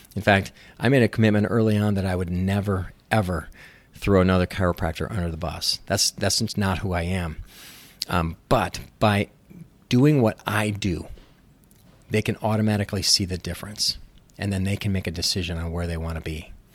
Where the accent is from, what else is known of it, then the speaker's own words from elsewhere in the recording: Minnesota, United States; moved away as an adult; also born or lived in Los Angeles, California; I moved back to where I grew up in Minnesota